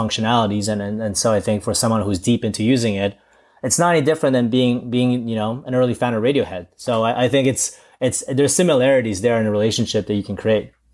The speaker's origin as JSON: {"language": "English", "country": "Canada", "tie": "born or raised there", "also_born_or_lived": "China", "said": "originally I'm, I was from China, but I've gr-, kinda grown in, uh, in Canada."}